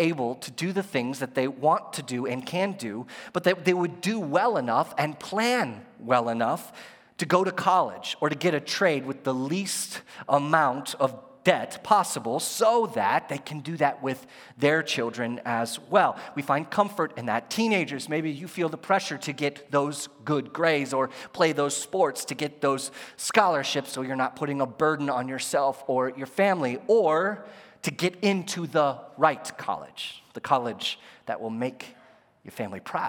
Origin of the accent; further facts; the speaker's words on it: United States; As an American